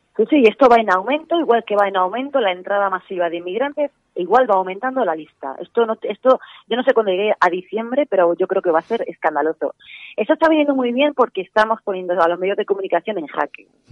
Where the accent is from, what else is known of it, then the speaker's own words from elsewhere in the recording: Spain; nosotros somos, los españoles somos 46, 45 millones de personas